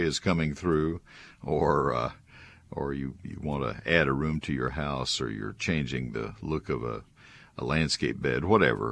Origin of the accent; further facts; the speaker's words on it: San Antonio, Texas, United States; I was born in San Antonio.